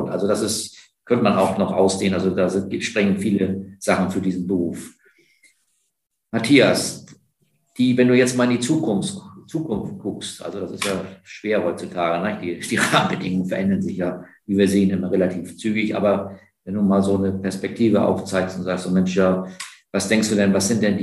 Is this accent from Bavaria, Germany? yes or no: no; Heidelberg, Baden-Württemberg, Germany; ich bin auch in Heidelberg aufgewachsen